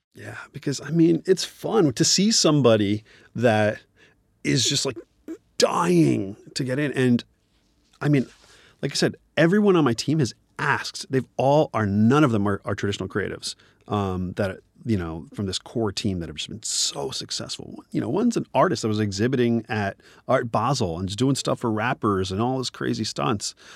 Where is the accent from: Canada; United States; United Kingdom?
United States; New Jersey; moved away as an adult; also born or lived in Nigeria; now in Los Angeles, United States; I am a Nigerian born Indian man, grew up in New Jersey, uh, living out in Los Angeles